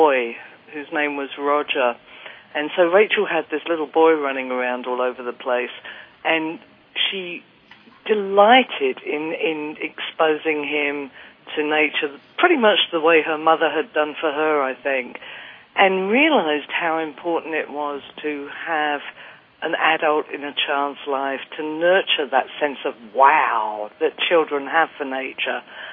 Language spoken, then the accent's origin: English; Kent, South East England, United Kingdom; I grew up in the Kent countryside in England